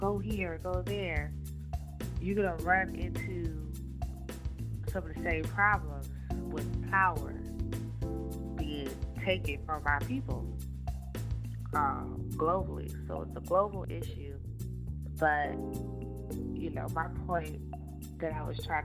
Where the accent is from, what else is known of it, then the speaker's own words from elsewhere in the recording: Rocky Mount, North Carolina, United States; I'm from Edgecombe County, North Carolina